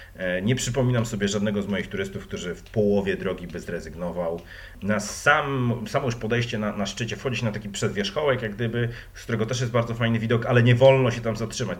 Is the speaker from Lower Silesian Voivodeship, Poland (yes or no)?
yes; Wrocław, Lower Silesian Voivodeship, Poland; Jestem z Wrocławia